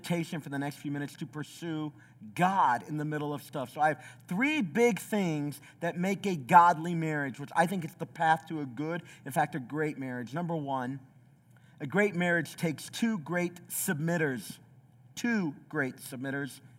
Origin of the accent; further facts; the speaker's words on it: southeast Tennessee, United States; also born or lived in Chicago; I grew up in the southeast of Tennessee. I was born in Chicago, southeast Tennessee